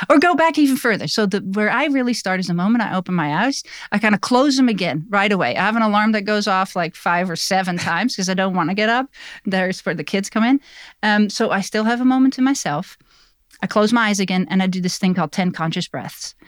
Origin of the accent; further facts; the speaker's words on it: Netherlands; now in Black Mountain, United States; I was born in Holland, now I'm immigrated to the U S